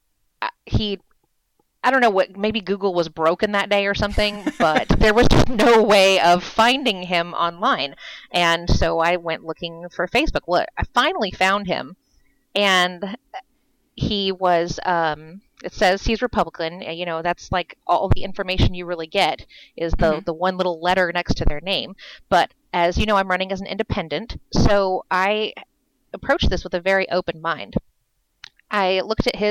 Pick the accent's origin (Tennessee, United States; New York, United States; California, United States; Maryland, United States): California, United States; moved away as an adult; now in Virginia, United States; I grew up in California